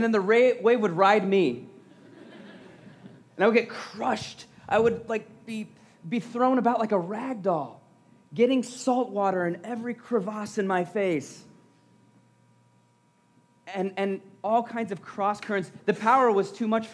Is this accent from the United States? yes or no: yes; around the Great Lakes, Midwest, United States; I was and still am, a Midwestern boy, growing up around the Great Lakes, in the Mickey Mouse waves of Lake Erie